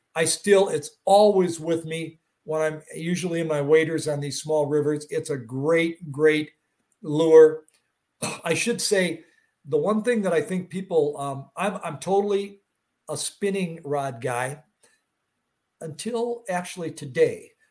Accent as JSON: {"language": "English", "region": "Wisconsin", "country": "United States", "said": "I'm not from Missouri, but I'm from Wisconsin"}